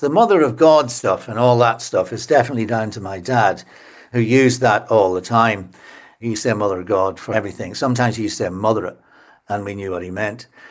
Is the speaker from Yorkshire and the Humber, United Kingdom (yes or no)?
no; Enniskillen, Northern Ireland, United Kingdom; moved away as an adult; also born or lived in Portadown; now in London, United Kingdom; I grew up in, in Esquilin, which is a beautiful market town in the west of Northern Ireland